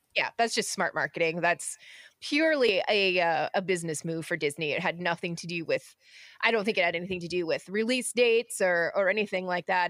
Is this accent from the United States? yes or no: no; Canada; being Canadian